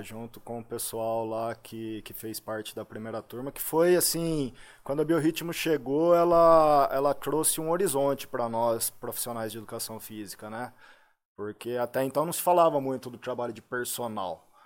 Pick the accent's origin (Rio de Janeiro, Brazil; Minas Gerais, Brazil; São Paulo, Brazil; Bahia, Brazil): São Paulo, Brazil; Limeira; also born or lived in Poços de Caldas / Muzambinho; Morei ali até um ano de idade. Né? Depois de um ano de idade, eu mudei com a minha família aqui para Santa Terezinha. É, na rua, rua Santa, Santa Terezinha, Terezinha, aqui em Limeira